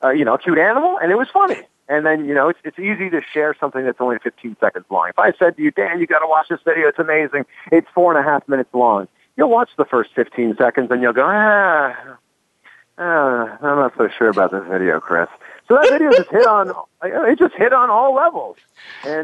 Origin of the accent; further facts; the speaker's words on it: Toronto, Ontario, Canada; moved away; I'm originally from Toronto